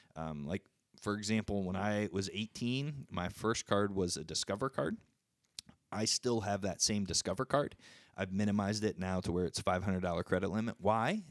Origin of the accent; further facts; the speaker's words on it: United States; I'm an American